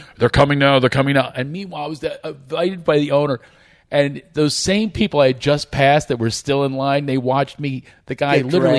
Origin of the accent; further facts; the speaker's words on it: East Coast, United States; moved away as an adult; now in Los Angeles, United States; I grew up back east, and that's where my career started as well.